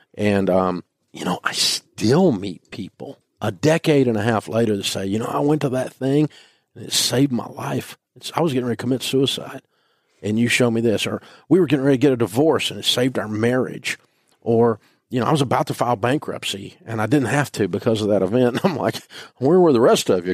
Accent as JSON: {"language": "English", "town": "Nashville", "region": "Tennessee", "country": "United States", "tie": "born or raised there", "said": "I grew up in Nashville"}